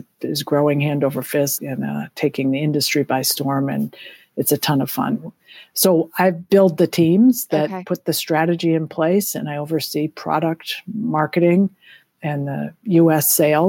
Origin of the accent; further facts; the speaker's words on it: Lexington, Massachusetts, United States; And both Jong and I grew up in Lexington, Massachusetts, and we lived in Concord, Massachusetts in our house for 22 years.